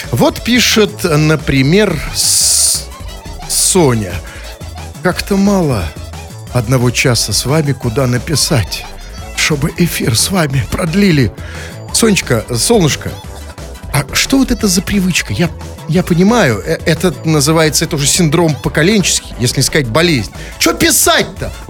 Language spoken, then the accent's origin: Russian; Saint Petersburg, Russia; А мы, как говорят, с Питера